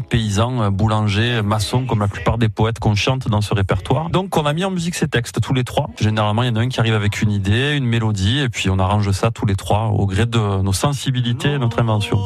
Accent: Avignon, Provence-Alpes-Côte d'Azur, France; also born or lived in Beaumes-de-Venise; je suis né à Avignon, j'ai vécu à Baume de Venise, donc dans le comtat vénitien, donc cette montagne, je la, je la côtoie depuis 34 euh, ans bientôt.

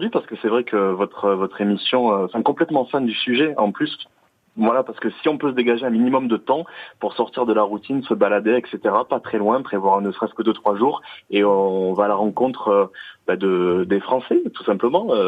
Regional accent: Tarn, Occitania, France; now in Toulouse, France; je suis né à Lille, donc dans le département du Tarn

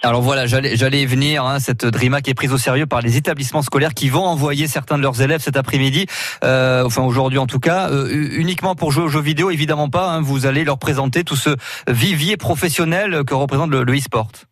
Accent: Touraine, Centre-Val de Loire, France; chez nous en Touraine

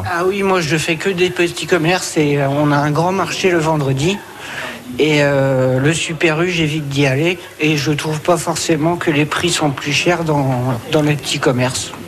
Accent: Brittany, France; moved away as an adult; also born or lived in Corsica / Porto-Vecchio; now in Mayenne, France; Je suis breton de base.

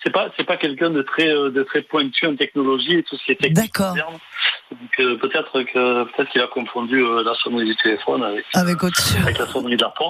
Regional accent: Toulon, Provence-Alpes-Côte d'Azur, France; born there; je suis né à Toulon, j'habite euh, j'habite un peu plus haut maintenant dans le, centre-val.

